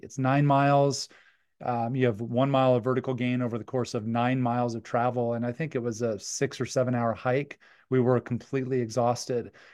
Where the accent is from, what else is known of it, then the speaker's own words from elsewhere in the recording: Cheyenne, Wyoming, United States; we grew up in Cheyenne, Wyoming.